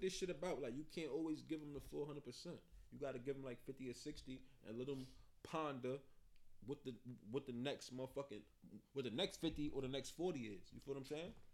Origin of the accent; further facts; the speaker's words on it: Hartford, Connecticut, United States; also born or lived in Mount Vernon, New York / Yonkers, New York / Jamaica (ancestry); I've been here since I was 10, 11. Yeah. So I officially been out here way longer than I've been out there